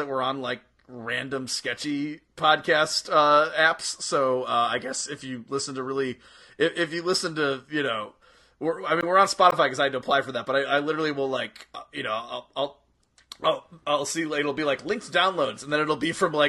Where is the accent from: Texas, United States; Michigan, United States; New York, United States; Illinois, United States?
Illinois, United States; my home state of Illinois